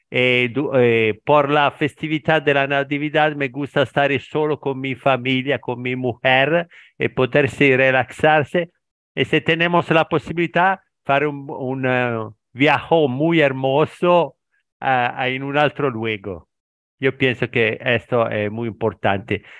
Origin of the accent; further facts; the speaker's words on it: Italy; Spanish is a second language; also born or lived in near Milan; soy italiano, vivo aquí en Italia estoy vicino a Milano